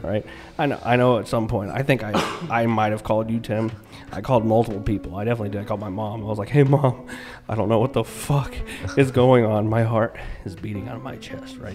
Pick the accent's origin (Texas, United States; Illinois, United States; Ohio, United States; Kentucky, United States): Kentucky, United States; moved away as an adult; I'm from Kentucky